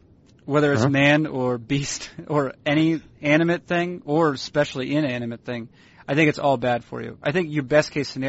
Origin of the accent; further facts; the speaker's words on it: New England, United States; now in Portland, United States; you know I'm from the New England area.